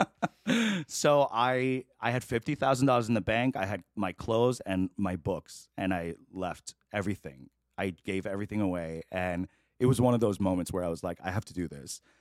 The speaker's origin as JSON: {"language": "English", "town": "New York City", "region": "New York", "country": "United States", "tie": "born or raised there", "also_born_or_lived": "Chicago / Korea / The Bronx", "moved": "yes", "lives_now": "Los Angeles, United States", "said": "I grew up in Queens"}